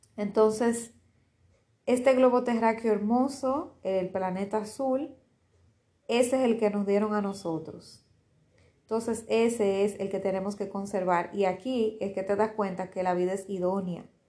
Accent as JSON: {"language": "Spanish", "country": "Dominican Republic", "said": "en mi país, en Dominicana"}